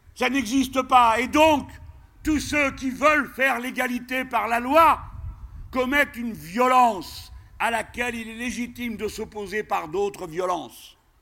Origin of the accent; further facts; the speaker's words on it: France; chez nous en France.